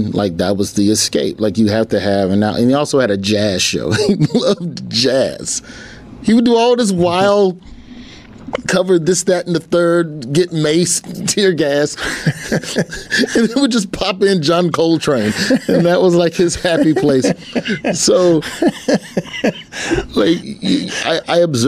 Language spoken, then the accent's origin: English; Birmingham, Alabama, United States; also born or lived in Memphis, Tennessee; we moved to Birmingham from Memphis when I was in the third grade, and I was never in the same school system for more than 2 years until high school